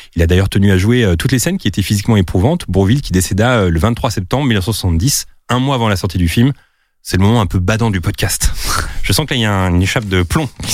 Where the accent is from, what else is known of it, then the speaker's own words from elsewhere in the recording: Drancy, Île-de-France, France; je viens de la ville de Drancy